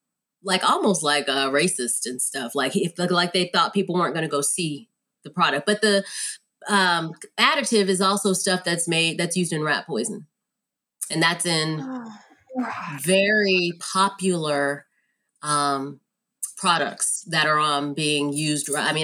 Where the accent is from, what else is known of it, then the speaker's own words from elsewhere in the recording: San Antonio, Texas, United States; also born or lived in Germany; I was born in Germany. My dad was a soldier. We moved all around. I had friends of all races. I grew up primarily when I became of age and established my identity in San Antonio, Texas.